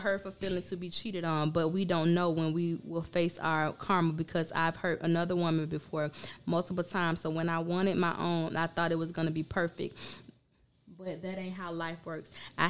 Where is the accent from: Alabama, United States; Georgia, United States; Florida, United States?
Florida, United States; Pahokee; I'm from Pahokee.